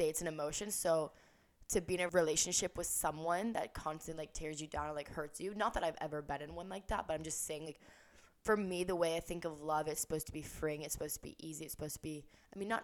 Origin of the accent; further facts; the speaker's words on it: the South, United States; moved away as an adult; also born or lived in California; we grew up in the South